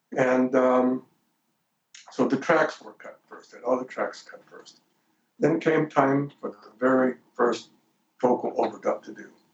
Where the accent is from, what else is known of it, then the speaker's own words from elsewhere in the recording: Detroit, Michigan, United States; now in Los Angeles, United States; I'm Italian from Detroit